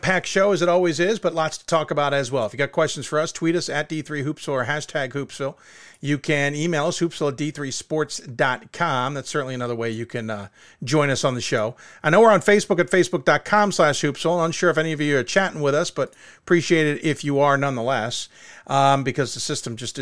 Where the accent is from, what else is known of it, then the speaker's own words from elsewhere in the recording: Chicago, Illinois, United States; I'm from Chicago.